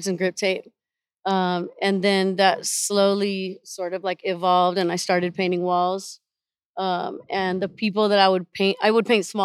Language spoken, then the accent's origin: English; Lima, Peru; now in Austin, United States; From Lima, Peru